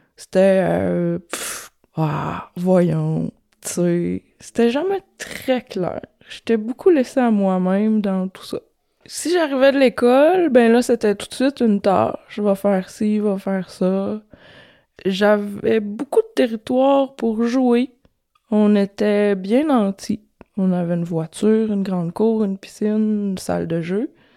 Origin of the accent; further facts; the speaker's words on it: Quebec, Canada; Quarante-cinq ans, je viens du Saguenay de Lac-Saint-Jean.